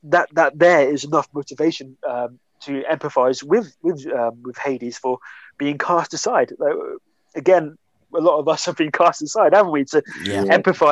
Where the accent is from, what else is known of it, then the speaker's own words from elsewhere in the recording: Hemsby, East of England, United Kingdom; I grew up in Hemsby